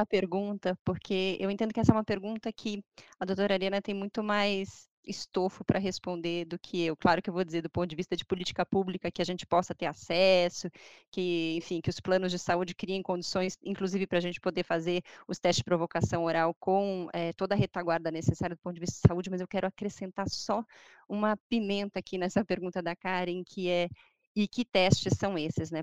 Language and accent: Portuguese; Brazil; Eu sou brasileira